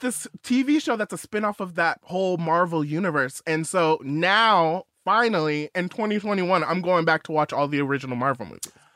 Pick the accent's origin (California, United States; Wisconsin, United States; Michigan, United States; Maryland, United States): California, United States; outside of Los Angeles; I grew up outside of Los Angeles